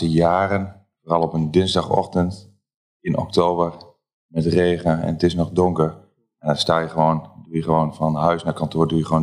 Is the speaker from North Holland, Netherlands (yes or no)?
no; Losser, Overijssel, Netherlands; kom uit Losser. Geboren en getogen, inderdaad.